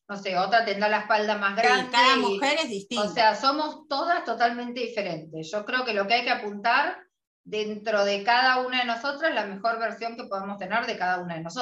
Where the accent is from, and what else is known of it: Argentina